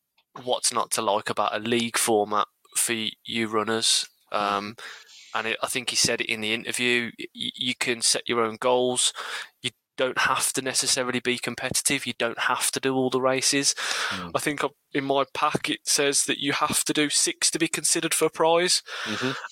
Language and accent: English; Birmingham, West Midlands, United Kingdom; Being a Brummie lad